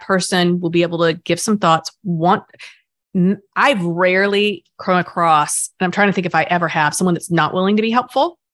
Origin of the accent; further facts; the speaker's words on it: the South, United States; I grew up in the South